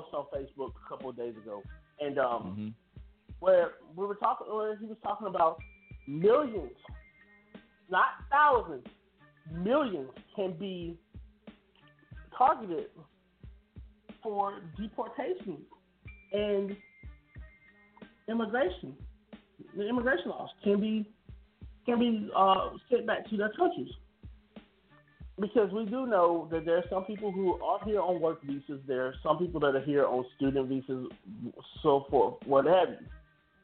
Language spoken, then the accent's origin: English; United States; I was born here in America.